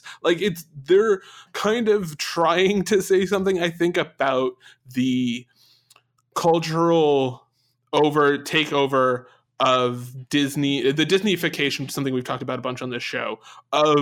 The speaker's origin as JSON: {"language": "English", "region": "England", "country": "United Kingdom", "said": "As an English person"}